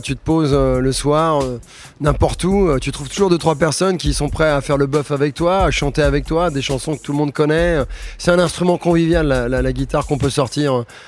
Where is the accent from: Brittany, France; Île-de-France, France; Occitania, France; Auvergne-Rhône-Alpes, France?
Île-de-France, France; Suresnes; also born or lived in Paris; je suis né à Suresnes, euh, dans les Hauts-de-Seine